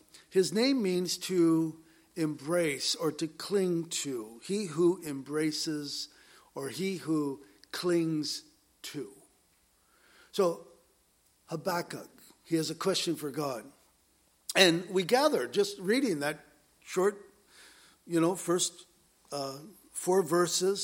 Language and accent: English; Southern California, United States; growing up in Southern California